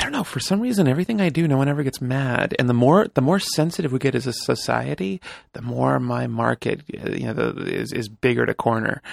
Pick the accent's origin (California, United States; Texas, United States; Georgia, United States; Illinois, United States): California, United States; Bay Area; moved away as an adult; now in Los Angeles, United States; I was born and raised in the Bay Area